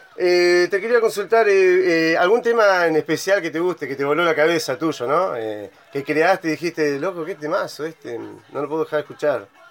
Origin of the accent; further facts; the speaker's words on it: Bariloche, Río Negro, Argentina; also born or lived in northern Argentina; yo soy de Bariloche